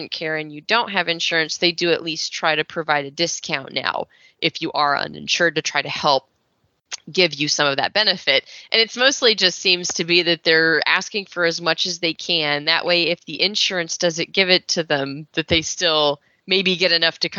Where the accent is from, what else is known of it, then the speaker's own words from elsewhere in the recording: Texas, United States; I was raised in Texas